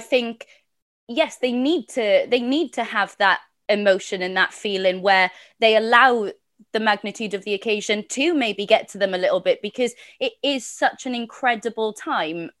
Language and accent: English; Wales, United Kingdom; as a Welsh woman